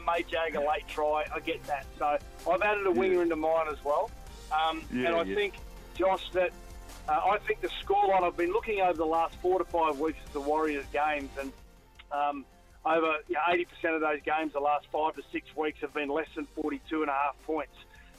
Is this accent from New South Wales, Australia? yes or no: no; Queensland, Australia; I'm a Queenslander. I love Queensland.